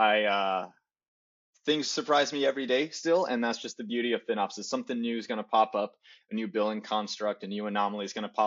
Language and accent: English; Chicago, Illinois, United States; also born or lived in Portland; now in Los Angeles, United States; I was born and raised in Chicago, lived internationally for a little bit, came back to the States for school. And now I live in Los Angeles after spending about 7 years in Portland.